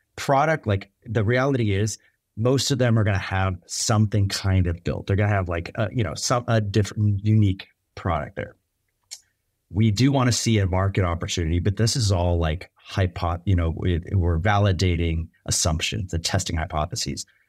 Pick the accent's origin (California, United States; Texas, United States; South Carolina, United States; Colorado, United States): California, United States; Bay Area, just outside San Francisco; I grew up in the Bay Area, just outside San Francisco